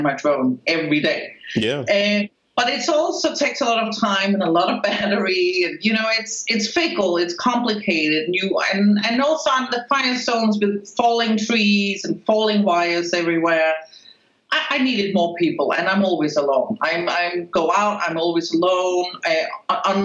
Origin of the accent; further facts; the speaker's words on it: Spain; accent: Spanish accent; now in United States; Here in America, I'm a foreigner, but I don't think people can really place me, and I also speak Spanish. I grew up in Spain.